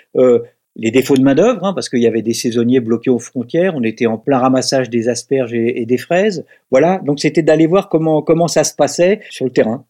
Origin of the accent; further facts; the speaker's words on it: Brittany, France; je suis pas bordelais, je suis breton, hein, je vis dans le Morbihan.